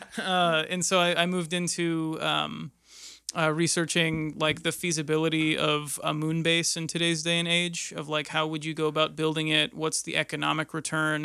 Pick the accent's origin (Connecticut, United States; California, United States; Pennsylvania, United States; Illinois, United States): Pennsylvania, United States; Erie; moved away as an adult; now in Indianapolis, United States; I grew up in Erie, Pennsylvania